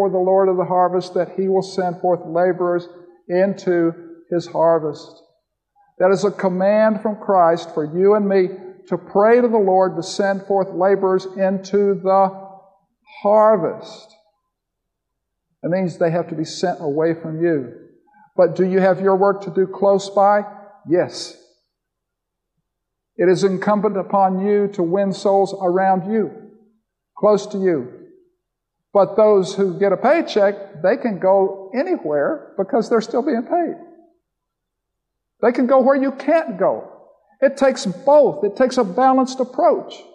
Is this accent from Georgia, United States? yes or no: no; Florida, United States; I grew up in Florida as a little boy